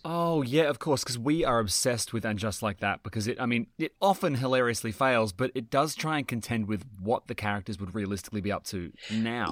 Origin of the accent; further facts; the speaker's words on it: New South Wales, Australia; I'm from New South Wales